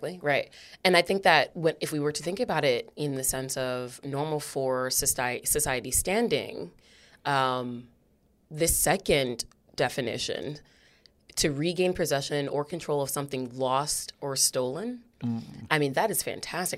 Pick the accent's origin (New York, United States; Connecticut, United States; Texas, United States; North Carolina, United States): Connecticut, United States; New Haven; I am a black woman who was uh, raised, born, raised, and stayed in New Haven